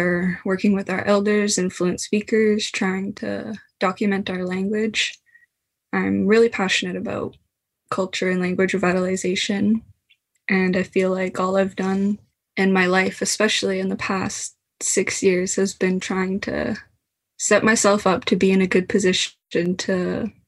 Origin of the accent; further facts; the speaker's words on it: Kitamaat Village, British Columbia, Canada; I come from Tsimotsa, currently known as Kitimat Village or Haisla BC